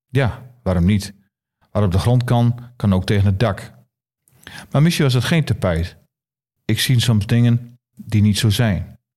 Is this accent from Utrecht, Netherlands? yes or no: no; Groningen, Netherlands; Ik ben Groninger en ik ben echt blij dat ik in Groningen woon, maar in Drenthe kun ik goed wezen.